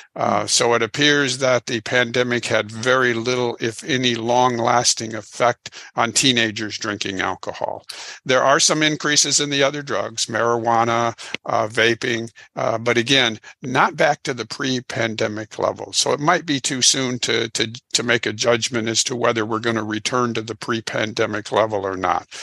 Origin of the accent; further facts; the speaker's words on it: Illinois, United States; now in Houston, United States; I'm originally from Illinois